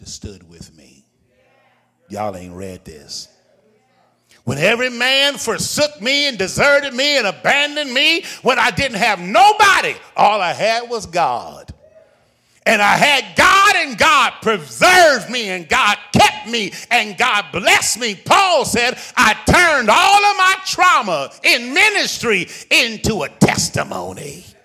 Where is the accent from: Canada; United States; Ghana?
United States; Richmond, Virginia; I'm from Richmond